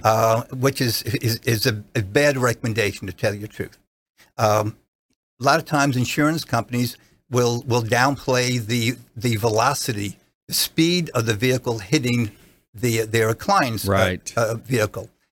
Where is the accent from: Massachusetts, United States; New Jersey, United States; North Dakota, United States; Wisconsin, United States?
New Jersey, United States; accent: regional accent (New Jersey); moved away as an adult; now in Clearwater, United States; prior to that was in New Jersey practicing, as you can hear by my my regional accent